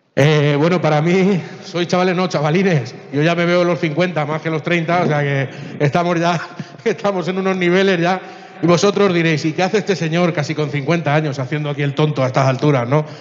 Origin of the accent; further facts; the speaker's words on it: Chile; moved away; Yo soy de origen chileno